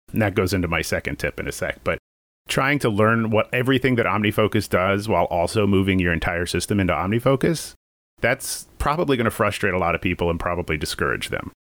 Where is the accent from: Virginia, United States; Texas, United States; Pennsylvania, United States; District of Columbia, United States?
Virginia, United States; moved away as an adult; also born or lived in New York; now in Burbank, United States; I grew up in Virginia